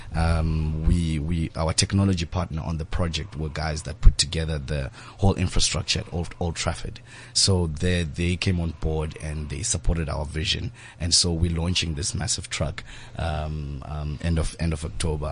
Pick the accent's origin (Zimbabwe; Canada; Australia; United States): Zimbabwe; I grew up in Zimbabwe